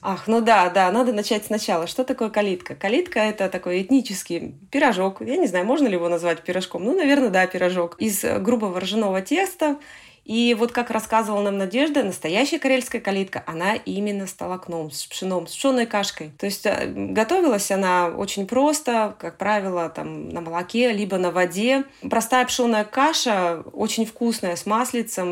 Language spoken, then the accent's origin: Russian; Northern Ladoga region, Republic of Karelia, Russia; Я родилась и выросла в Северном Приладожье. Надолго никогда отсюда не уезжала